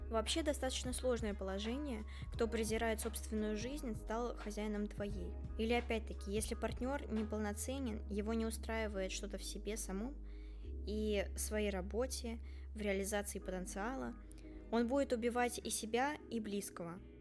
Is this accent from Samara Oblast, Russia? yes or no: yes; Tolyatti, Samara Oblast, Russia; moved away as an adult; now in Saint Petersburg, Russia; в моем родном городе Тольятти, еще до поступления